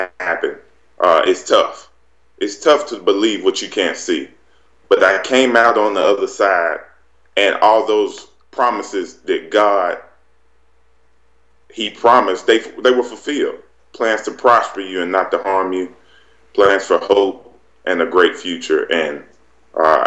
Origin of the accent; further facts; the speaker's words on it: Wellford, South Carolina, United States; I grew up in Welford, Duncan area, right in the upstate of South Carolina.